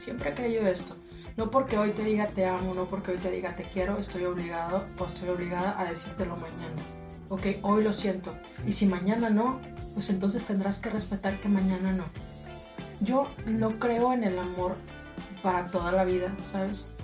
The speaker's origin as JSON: {"language": "Spanish", "town": "Matamoros", "region": "Tamaulipas", "country": "Mexico", "tie": "born or raised there", "said": "soy de aquí de Matamoros"}